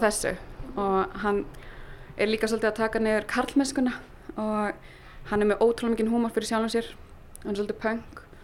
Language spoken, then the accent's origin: Icelandic; Berlin, Germany; moved away; ég ólst upp í Berlín